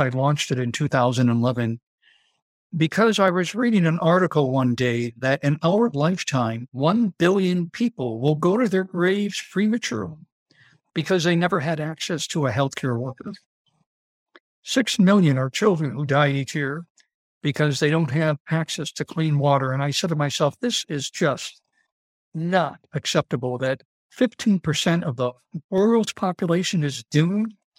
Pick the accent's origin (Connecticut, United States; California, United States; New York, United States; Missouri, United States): New York, United States; Dunkirk; moved away as an adult; also born or lived in New England / Italy; I was born and raised in Dunkirk, New York, which is a small rural community outside of Buffalo, New York.